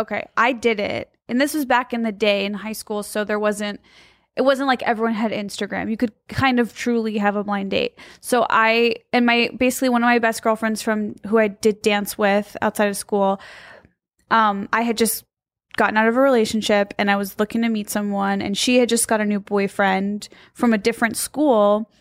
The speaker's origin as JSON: {"language": "English", "region": "Midwest", "country": "United States", "said": "I'm from the Midwest"}